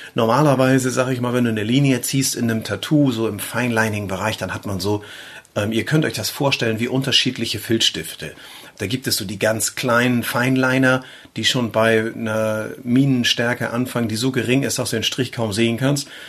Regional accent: between Eckernförde and Schleswig, near Flensburg, Schleswig-Holstein, Germany; Wir, wir kommen ja aus der Gegend von Flensburg, also nahe der dänischen Grenze aufgewachsen äh, und äh, groß geworden bin ich so zwischen Eckernförde, Schleswig, ähm, so die Ecke, also so richtig typisch norddeutscher Bengel.

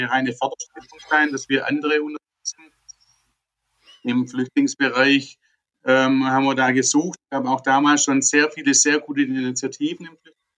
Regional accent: Germany; Da sind wir als Deutsche auch sehr gut, ähm

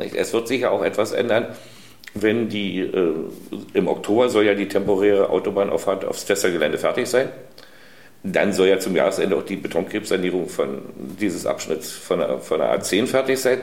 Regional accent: Germany; wir als Deutsche

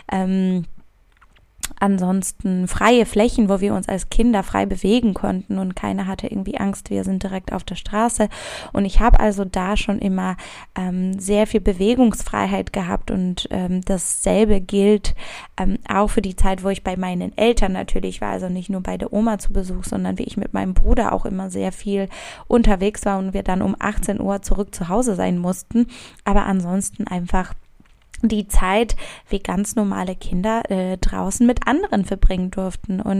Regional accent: Szczecin, West Pomeranian Voivodeship, Poland; Also ich komme ursprünglich aus Stettin

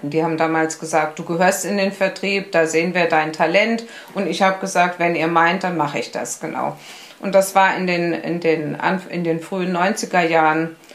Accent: Berlin, Germany; Ähm, ich bin ja gebürtige Berlinerin und ich war damals in Berlin äh, Krankengymnastin.

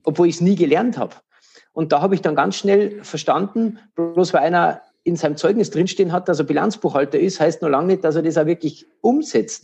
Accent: Regensburg, Bavaria, Germany; in Regensburg, meine Heimatstadt

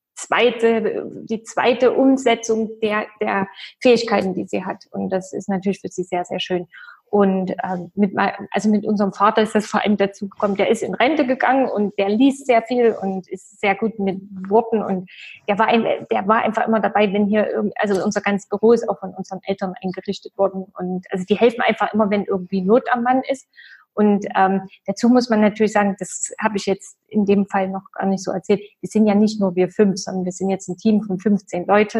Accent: East Germany, Germany; ich komme ja aus dem Osten

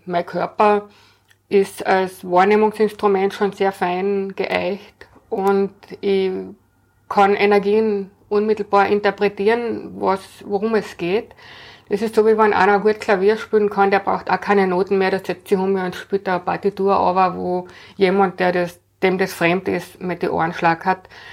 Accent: Carinthia, Austria; moved away as an adult; also born or lived in Vienna; Ich bin in Kärnten aufgewachsen, bin dann nach der Matura nach Wien gekommen zum Studieren

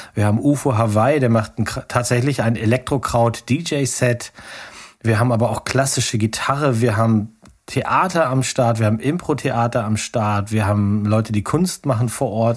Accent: Hitzacker, Lower Saxony, Germany; Ich komme ja aus Hitzacker. Ne, da bin ich, da bin ich aufgewachsen.

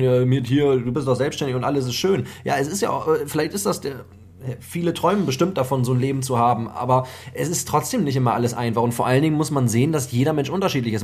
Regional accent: Germany; hier bei uns in Deutschland

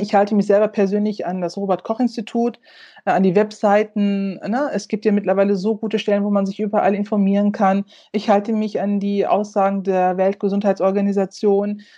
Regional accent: North Rhine-Westphalia, Germany; NRW als mein Heimatland oder Heimatbundesland

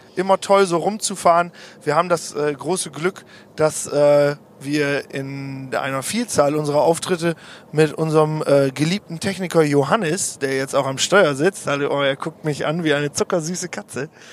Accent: Osnabrück, Lower Saxony, Germany; wir kommen aus Osnabrück

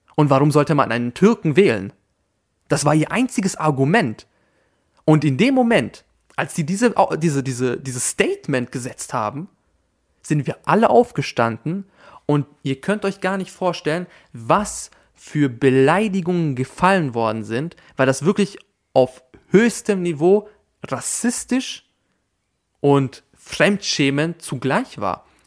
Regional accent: Austria; first language German; in Österreich geboren zu sein und Österreicher zu sein.

